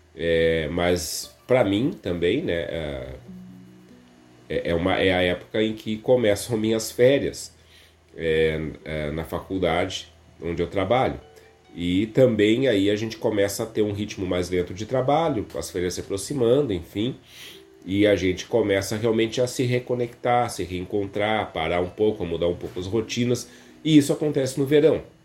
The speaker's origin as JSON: {"language": "Portuguese", "town": "Viamão", "region": "Rio Grande do Sul", "country": "Brazil", "tie": "born or raised there", "said": "minha infância, minha adolescência, é, foram na zona rural aqui de Viamão"}